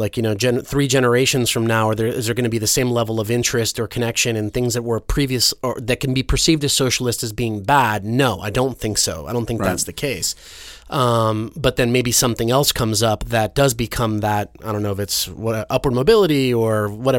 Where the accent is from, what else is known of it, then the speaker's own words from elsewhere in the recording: Venezuela; I grew up in Venezuela, spent some years there, but at a time that was completely different, right? So I have the perspective of remembering my childhood in Venezuela